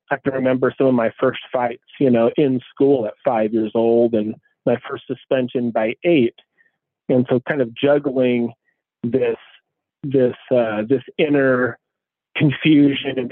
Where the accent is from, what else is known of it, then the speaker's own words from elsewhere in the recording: Tacoma, Washington, United States; I grew up between the East Side and Hilltop in Tacoma.